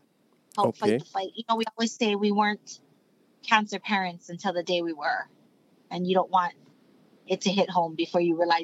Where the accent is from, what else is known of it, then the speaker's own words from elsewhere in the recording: Kauai, Hawaii, United States; now in Oahu, United States; I'm from Kauai.